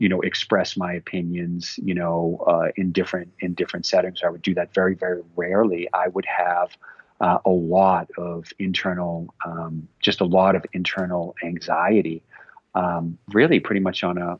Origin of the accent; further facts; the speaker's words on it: a suburb of Boston, Massachusetts, United States; I grew up in Massachusetts in a suburb of Boston in the 1970s and 80s